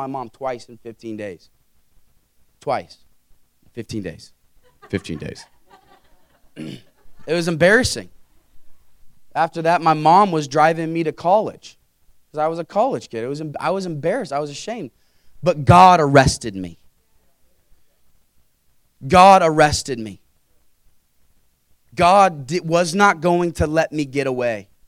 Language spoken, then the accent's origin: English; Carmel, United States; I grew up in Carmel, wonderful home, wonderful parents, five sisters.